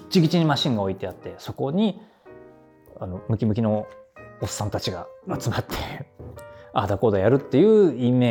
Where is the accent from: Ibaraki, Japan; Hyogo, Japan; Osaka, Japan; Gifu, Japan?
Gifu, Japan; Tajimi; 私の地元に一番最初にできたハンバーガーチェーンがロッテリアだったんですよ多治見駅のマップがなくて多治見駅のロータリーのところにロッ